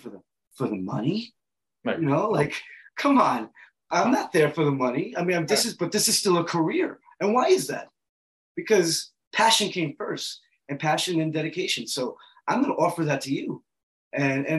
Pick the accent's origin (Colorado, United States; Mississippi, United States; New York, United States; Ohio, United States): New York, United States; New York City; I'm from the Bronx too